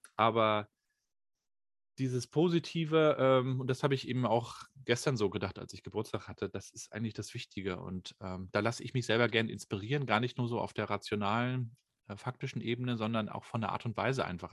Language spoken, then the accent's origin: German; Rostock, Mecklenburg-Vorpommern, Germany; Ich bin ja in der DDR noch groß geworden, 1980 geboren, äh, habe die also noch neun Jahre so kennengelernt. Da gab es dann hier in Rostock